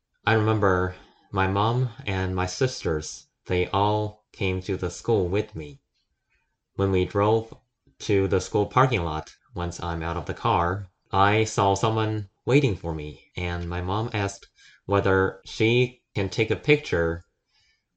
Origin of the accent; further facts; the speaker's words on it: China; moved away; I'm from China